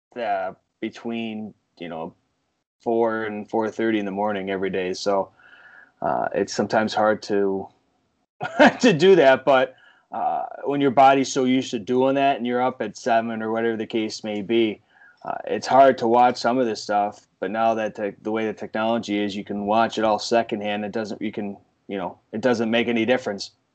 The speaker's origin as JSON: {"language": "English", "region": "Northeast", "country": "United States", "tie": "born or raised there", "said": "growing up in the Northeast like I did"}